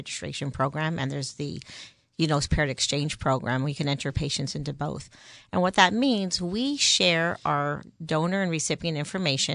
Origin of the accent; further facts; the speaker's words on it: Canada; moved away as an adult; also born or lived in New York; I'm originally from Canada